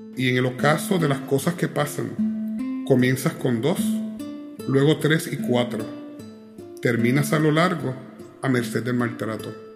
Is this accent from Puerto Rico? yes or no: yes; Ponce, Puerto Rico; en la calle de mi casa, en la playa de Ponce